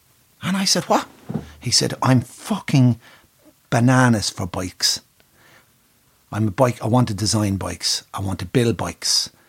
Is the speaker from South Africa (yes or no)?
no; Curragh, County Kildare, Ireland; I said, I was born and bred just from the Curragh.